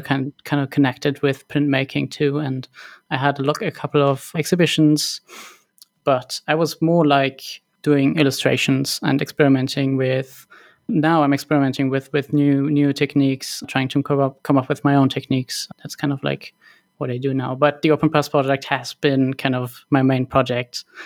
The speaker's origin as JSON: {"language": "English", "town": "Cologne", "region": "North Rhine-Westphalia", "country": "Germany", "tie": "born or raised there", "said": "I was born and raised in Cologne"}